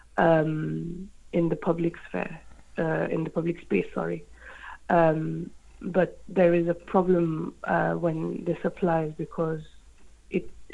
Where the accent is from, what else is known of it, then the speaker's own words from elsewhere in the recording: France; moved away as an adult; now in United Kingdom; I'm from France